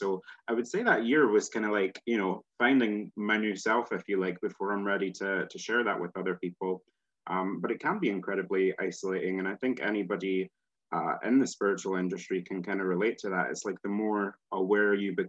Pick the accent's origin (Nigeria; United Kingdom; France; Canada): United Kingdom; Scotland; accent: Scottish; Scotland here, I think a lot of people get confused about where I am because I kind of neutralize my accent. There's no point in me speaking Scottish or nobody would know it.